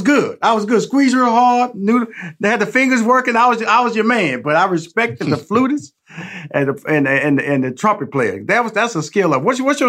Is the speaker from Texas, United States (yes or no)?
yes; Houston, Texas, United States; I'm from Houston.